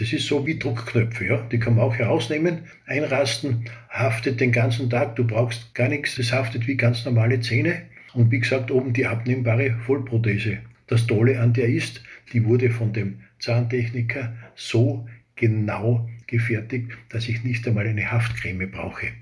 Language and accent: German; Austria; accent: Austrian dialect; Wie Sie wahrscheinlich von meinem Dialekt her hören, bin ich ein Österreicher, also ein Ösi